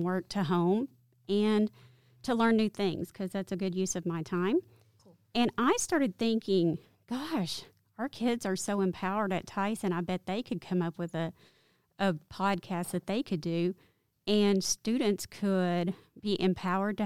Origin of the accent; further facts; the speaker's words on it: Farmington, Arkansas, United States; I grew up in a town that's close to here called Farmington, Arkansas